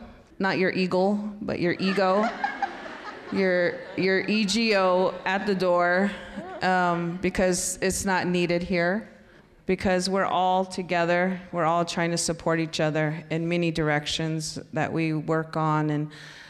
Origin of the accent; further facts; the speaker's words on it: Four Corners area, United States; I was raised in the Four Corners area, a place called Hufano